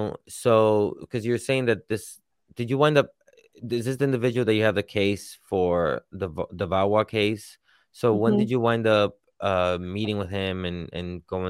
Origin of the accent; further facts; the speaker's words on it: New York City, New York, United States; so I grew up in New York City